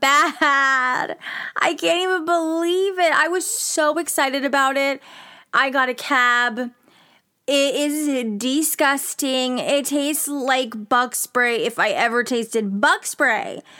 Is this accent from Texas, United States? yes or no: yes; Rio Grande Valley, Texas, United States; I was born and raised in the Rio Grande Valley, which is literally the most southmost part of Texas that borders Mexico and the U S